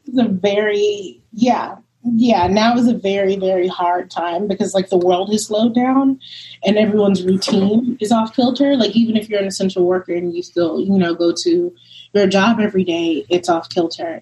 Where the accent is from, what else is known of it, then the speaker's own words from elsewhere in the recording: New York City, New York, United States; also born or lived in Brooklyn; I'm from Brooklyn originally, grew up in Harlem